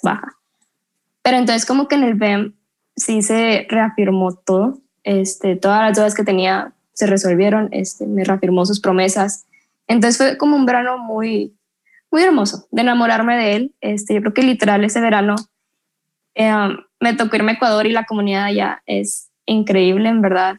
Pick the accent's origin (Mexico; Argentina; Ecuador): Mexico; Monterrey, Nuevo León; Soy de Monterrey, 100% regia.